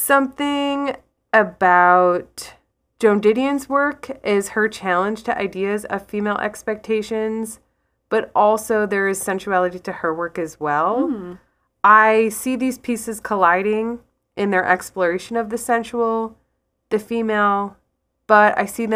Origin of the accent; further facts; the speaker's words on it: Ireland; So I am Irish. I'm an Irish artist and writer, and I have this built-in bias of intrigue around the kind of work by women in Ireland.